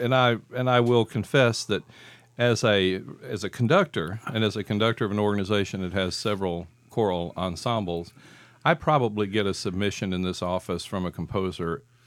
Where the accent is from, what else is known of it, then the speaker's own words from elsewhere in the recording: the South, United States; I'm a cowboy from the South.